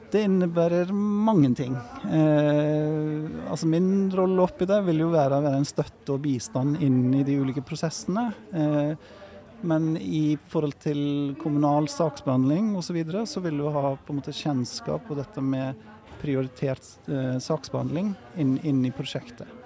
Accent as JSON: {"language": "Norwegian", "country": "Iceland", "also_born_or_lived": "Norway", "second_language": "Norwegian", "moved": "as an adult", "lives_now": "Bergen, Norway", "said": "jeg er jo islending, som du kanskje hørte på prestasjonen her i sted. Men, eh, og kom til Norge for å studere arkitektur"}